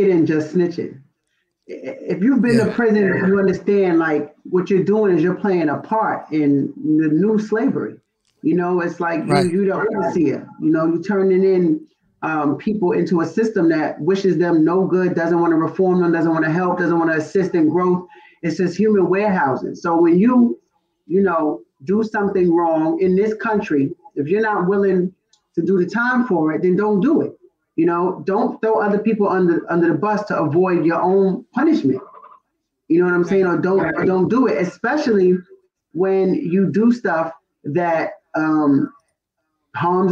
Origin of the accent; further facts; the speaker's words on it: Roosevelt, New York, United States; I'm from Roosevelt, you know, Long Island